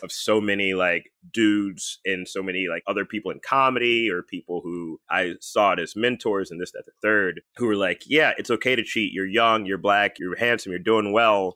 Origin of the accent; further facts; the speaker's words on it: Texas, United States; I was born in Texas